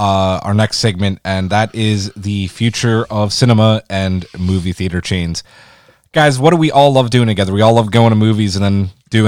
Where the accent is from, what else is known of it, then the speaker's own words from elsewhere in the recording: New York City, New York, United States; I'm from Queens